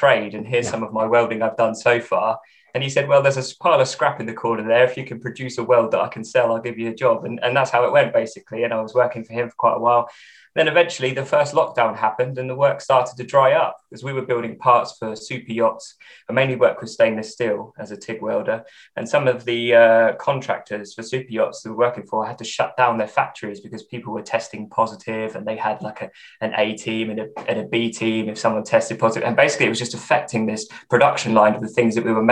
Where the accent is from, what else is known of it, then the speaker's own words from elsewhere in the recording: England, United Kingdom; I'm English. That's my ethnicity. And this is England